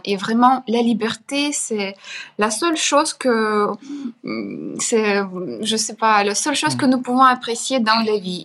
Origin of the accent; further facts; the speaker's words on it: Chernihiv, Chernihiv Oblast, Ukraine; French is a second language; moved away; Ma ville natale, c'est Chernigov, C'est une hmm. ville au nord, d'Ukraine